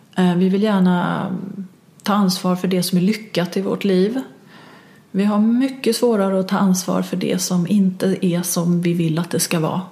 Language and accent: Swedish; Stockholm, Stockholm County, Sweden; som stockholmare, stockholmare